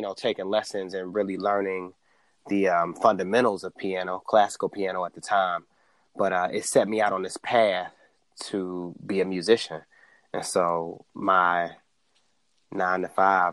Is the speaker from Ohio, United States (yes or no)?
yes; Cleveland, Ohio, United States; moved away; also born or lived in Washington, D.C.; born and raised in Cleveland, Ohio